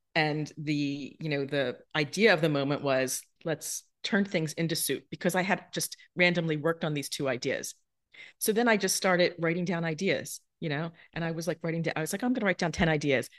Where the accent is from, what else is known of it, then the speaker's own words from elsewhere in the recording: New Jersey, United States; moved away; also born or lived in Manhattan; when I was growing up in South Jersey